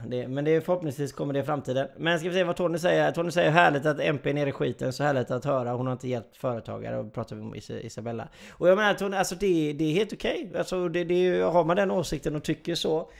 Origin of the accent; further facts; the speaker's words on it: Sweden; Jag är ju svensk